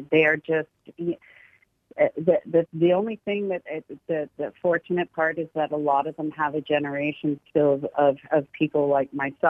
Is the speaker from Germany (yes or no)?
no; Canada; accent: Canadian; I'm Irish Canadian. I just got my Irish passport.